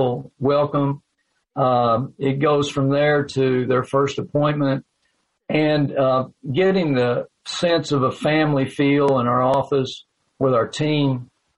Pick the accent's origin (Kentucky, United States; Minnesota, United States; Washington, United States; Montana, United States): Kentucky, United States; Owensboro; now in Livermore, United States; I was from Owensboro.